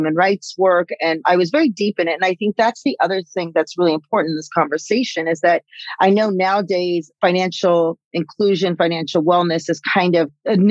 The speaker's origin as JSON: {"language": "English", "region": "California", "country": "United States", "tie": "born or raised there", "said": "I'm actually fourth generation Mexican-American, come out of Chicana, Latinx, you know, using all the new words. And I grew up in California"}